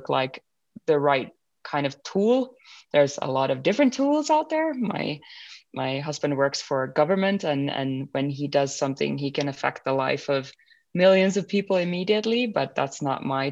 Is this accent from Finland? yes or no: yes; Finland; I was born and brought up in Finland.